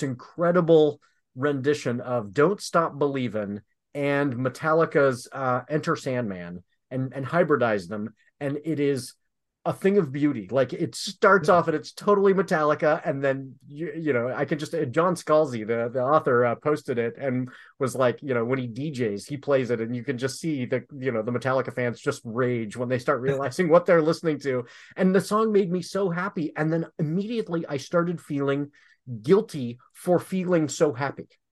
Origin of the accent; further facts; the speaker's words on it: Michigan and Illinois, Midwest, United States; growing up in Michigan and Illinois